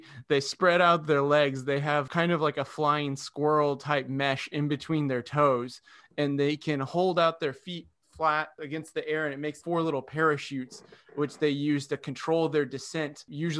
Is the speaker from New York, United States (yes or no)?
no; North Florida, United States; my hometown in North Florida